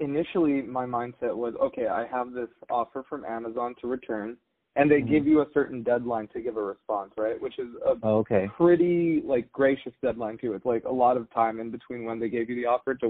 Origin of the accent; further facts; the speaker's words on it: the Bay Area, California, United States; moved away as an adult; I grew up in the Bay. I went to college in the Bay